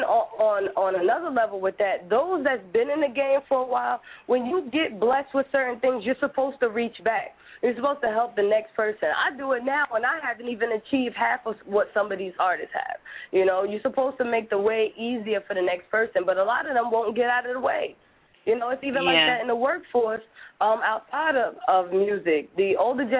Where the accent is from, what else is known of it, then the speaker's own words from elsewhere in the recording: New Jersey, United States; I always say I'm from Jersey